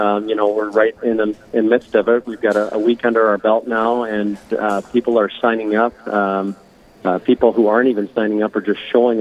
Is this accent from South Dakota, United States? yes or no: yes; Sioux Falls, South Dakota, United States; also born or lived in Chicago; I grew up around Sioux Falls on a farm just west of here